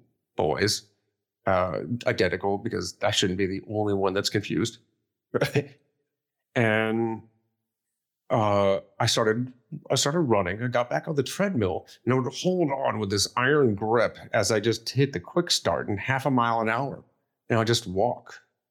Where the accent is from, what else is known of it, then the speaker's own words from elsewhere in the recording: Akron, Ohio, United States; And it was my hometown, Akron, Ohio marathon, same week as my 20th high school reunion.